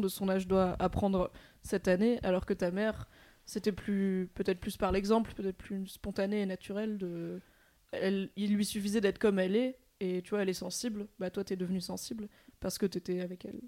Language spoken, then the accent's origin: French; France; tous les trois, on est aussi de province